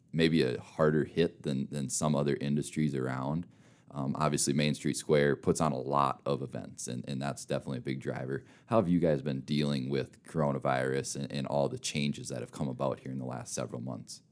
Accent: Minnesota, United States; moved away as an adult; now in Rapid City, United States; I'm a Minnesota kid through and through, but I moved out here.

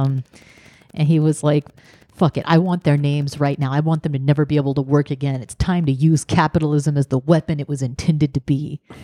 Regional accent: the South, United States; growing up in the South

